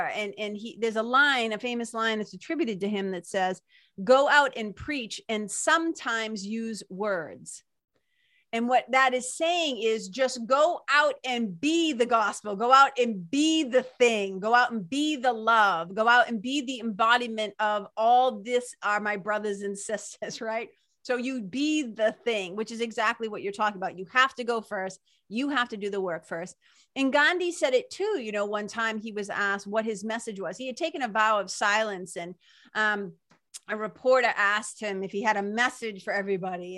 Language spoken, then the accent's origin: English; Lawrence, Massachusetts, United States; when I was a kid growing up, where I grew up in Lawrence, Mass, Boston, Massachusetts